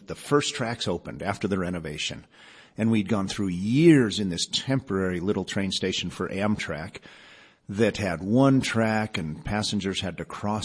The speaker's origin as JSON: {"language": "English", "town": "Boulder", "region": "Colorado", "country": "United States", "tie": "born or raised there", "also_born_or_lived": "Iowa City, Iowa / Denver, Colorado", "said": "I grew up in first Denver over at Lowry, and then Dad opened a dental practice in 1966 in Boulder. And I spent the rest of my youth growing up in Boulder"}